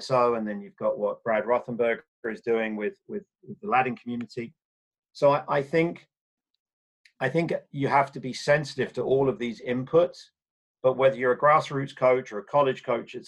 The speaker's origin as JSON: {"language": "English", "region": "England", "country": "United Kingdom", "tie": "born or raised there", "moved": "yes", "said": "growing up in England in the 70s and 80s."}